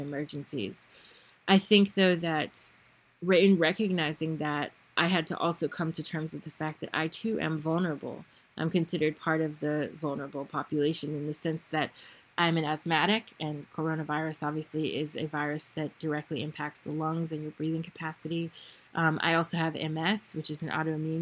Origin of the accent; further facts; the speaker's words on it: United States; I am American from the United States. I know my people